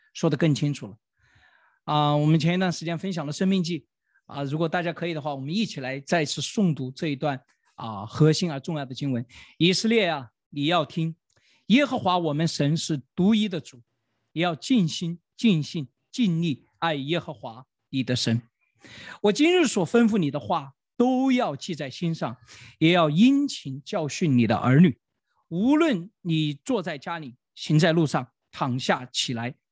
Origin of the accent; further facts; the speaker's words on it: China; 我们中国人